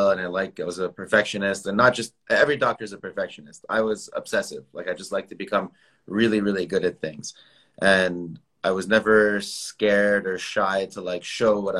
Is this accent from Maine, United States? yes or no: no; San Jose, California, United States; now in Beverly Hills, United States; I was born in San Jose in Northern California.